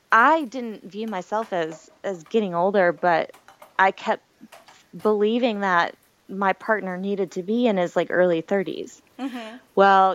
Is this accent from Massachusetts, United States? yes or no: no; Wilmington, North Carolina, United States; now in Charleston, United States; once I turned 25, I moved to Charleston from Wilmington, North Carolina. Mm-hmm. And so I've always been on the coast.